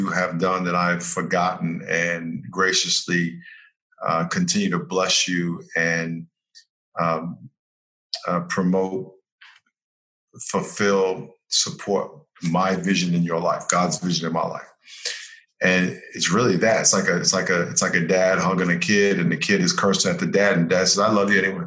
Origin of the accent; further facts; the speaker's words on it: New York, United States; I grew up in New York